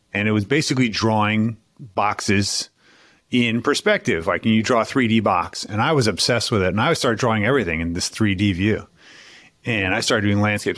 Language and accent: English; New York City, New York, United States; now in Philadelphia, United States; I grew up in New York City and then moved to Philadelphia.